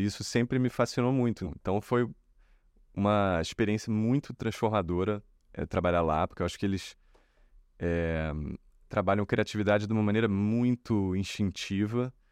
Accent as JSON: {"language": "Portuguese", "country": "Brazil"}